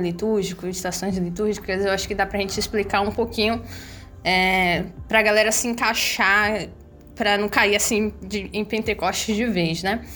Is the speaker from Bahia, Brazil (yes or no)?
yes; Bahia, Brazil; Eu sou baiana, moro aqui no sul da Bahia